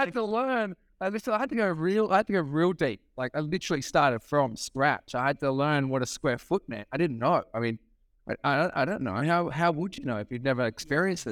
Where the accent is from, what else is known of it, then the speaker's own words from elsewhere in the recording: Sydney, New South Wales, Australia; moved away as an adult; now in California, United States; I am from Australia. Um, born on Sydney's northern beaches, so I love living in California